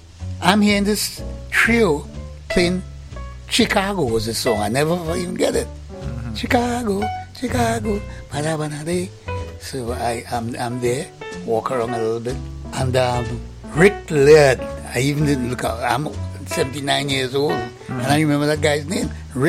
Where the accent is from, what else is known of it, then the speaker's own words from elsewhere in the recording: Trinidad & Tobago; moved away as an adult; also born or lived in England; I'm from Trinidad